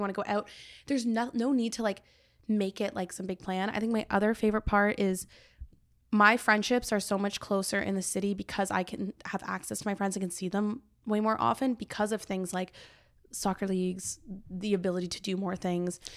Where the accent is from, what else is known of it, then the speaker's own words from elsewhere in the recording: Cobourg, Ontario, Canada; now in Toronto, Canada; I went back to my hometown